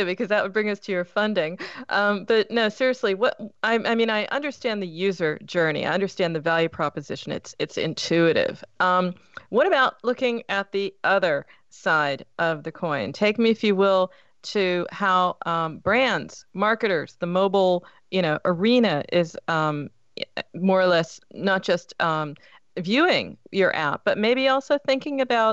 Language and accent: English; Pittsburgh, Pennsylvania, United States; moved away; I come from Pittsburgh, so it's Steeler country, right, originally